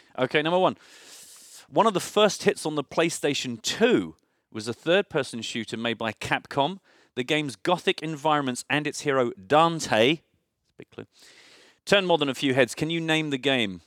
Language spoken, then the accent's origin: English; United Kingdom; as a Brit